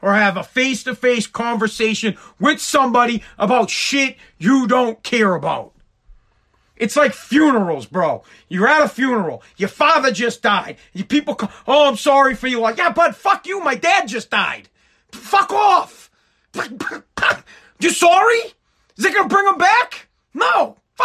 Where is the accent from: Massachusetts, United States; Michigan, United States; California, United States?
Massachusetts, United States; Woburn; I'm from Woburn, Mass. It's where I went to high school. My family lives in Woburn